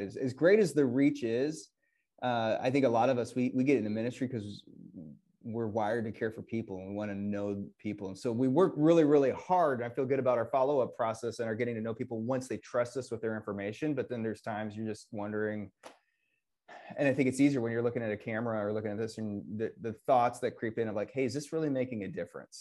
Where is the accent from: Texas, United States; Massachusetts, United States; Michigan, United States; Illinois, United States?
Illinois, United States; Northwest; now in Wisconsin, United States; I grew up in Northwest Illinois, and so I am everyone's favorite Bears fan in Wisconsin